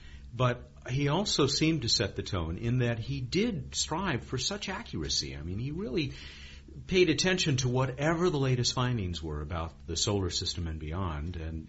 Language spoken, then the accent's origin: English; Long Beach, California, United States; my hometown of Long Beach.